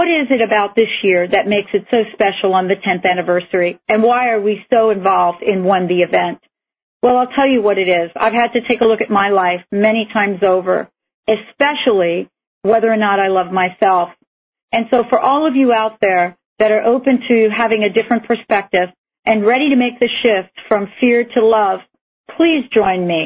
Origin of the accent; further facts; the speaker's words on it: East Coast, United States; also born or lived in New York City; being born in New York City and growing up on the East Coast